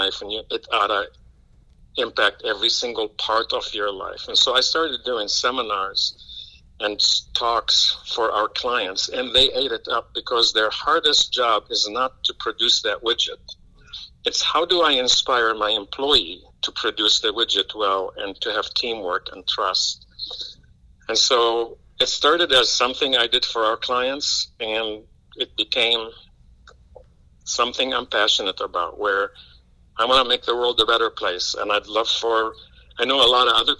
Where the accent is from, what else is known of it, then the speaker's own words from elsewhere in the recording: Lebanon; now in Champaign, United States; I was born in Lebanon, about 6,000-7,000 miles away from Illinois